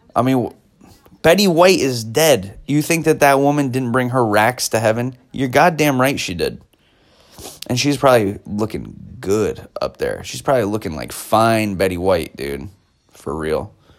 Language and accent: English; United States; as an American person in America being taught history as an American